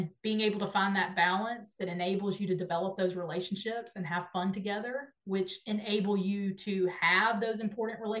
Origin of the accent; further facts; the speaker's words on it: Nashville, Tennessee, United States; you love my hometown. So I love that you talk about Nashville